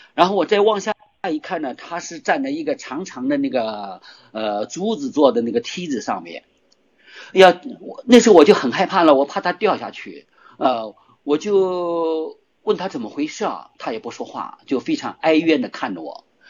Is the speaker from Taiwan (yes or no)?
no; Shanghai, China; moved away as an adult; 我在上海的时候，因为我是上海人嘛，我从小在上 ，呃，十七岁才离开上海